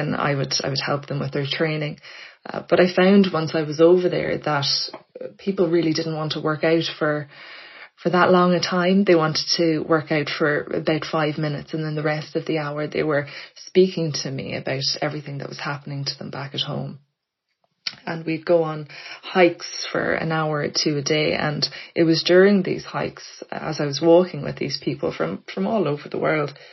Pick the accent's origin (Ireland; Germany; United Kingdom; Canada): Ireland; Blackrock, Leinster; moved away as an adult; now in Dublin, Ireland; I grew up in Blackrock in County Louth.